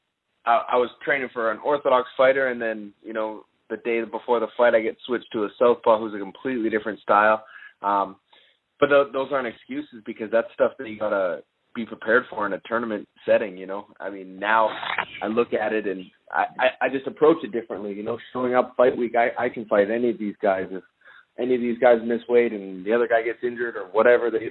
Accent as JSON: {"language": "English", "country": "Canada", "said": "I'm Canadian"}